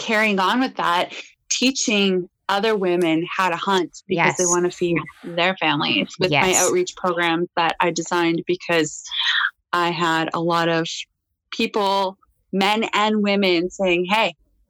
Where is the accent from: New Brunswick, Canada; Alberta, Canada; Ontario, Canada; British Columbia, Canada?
Ontario, Canada; Northern; Born and raised in Northern Ontario, hunting and fishing, because that's how we ate.